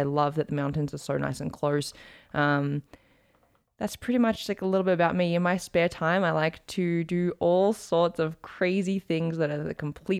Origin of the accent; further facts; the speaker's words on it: Australia; accent: blended; also born or lived in United States; now in Calgary, Canada; Okay, well, I'm from Australia, in case you couldn't tell. My accent is like, people tell me it's really blended now.